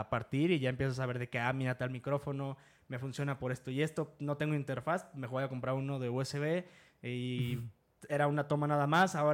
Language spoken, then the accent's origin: Spanish; Comonfort, Guanajuato, Mexico; moved away as an adult; also born or lived in Mexico City; now in Querétaro, Mexico